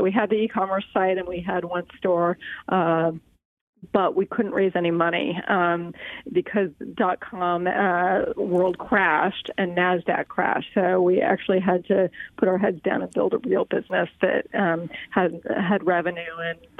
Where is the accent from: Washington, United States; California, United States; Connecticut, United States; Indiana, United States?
California, United States; also born or lived in Boston; I grew up in California and used a brand called Dermalogica when I was in high school.